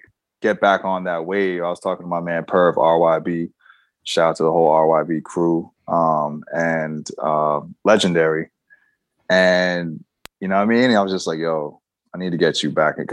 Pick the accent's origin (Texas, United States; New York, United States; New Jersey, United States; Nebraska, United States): New York, United States; New York City; also born or lived in Queens; I still live in New York. I'm from New York. I'm from Manhattan originally